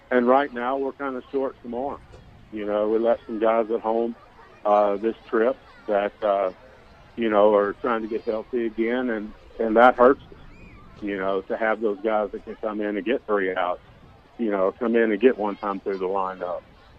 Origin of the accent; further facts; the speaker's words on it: Jacksonville, Arkansas, United States; In Jacksonville.